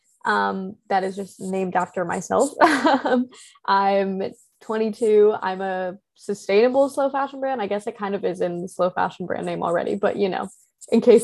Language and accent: English; Midwest, United States; growing up in the Midwest